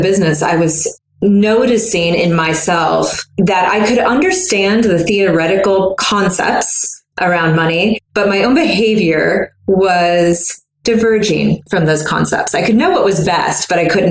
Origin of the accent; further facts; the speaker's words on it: the South, United States; I'm from the South